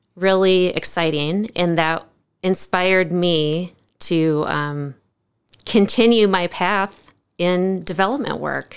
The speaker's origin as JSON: {"language": "English", "town": "Cresco", "region": "Iowa", "country": "United States", "tie": "born or raised there", "also_born_or_lived": "Ames, Iowa", "lives_now": "Decorah, United States", "said": "I grew up on a four-generation family farm west of Cresco"}